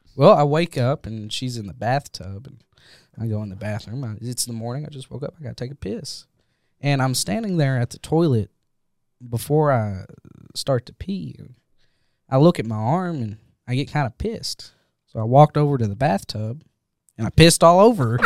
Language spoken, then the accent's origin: English; Jackson, Kentucky, United States; my hometown of Jackson, Kentucky